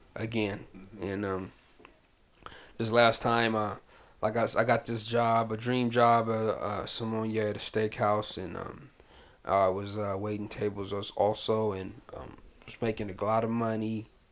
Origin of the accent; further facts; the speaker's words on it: Pasadena, California, United States; also born or lived in Sudan / Washington, D.C.; we've been in Pasadena, California ever since uh, 80, 87.